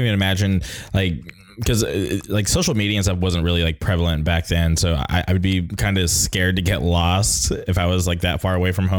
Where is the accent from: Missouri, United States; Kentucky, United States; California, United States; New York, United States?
California, United States; Southern; Yeah, I grew up in Southern California